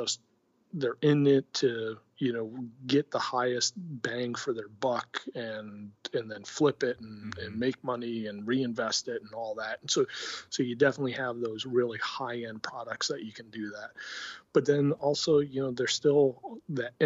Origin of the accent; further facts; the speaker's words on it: Connecticut, United States; I grew up in Connecticut and grew up a Mets fan